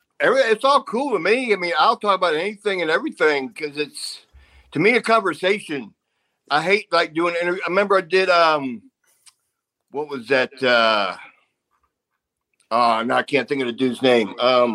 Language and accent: English; United States; But because I'm American male, your favorite.